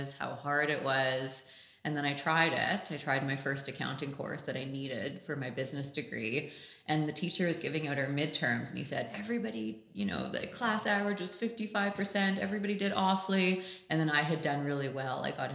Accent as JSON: {"language": "English", "country": "Canada", "tie": "born or raised there", "also_born_or_lived": "London", "said": "I am from Canada. I was born and raised here"}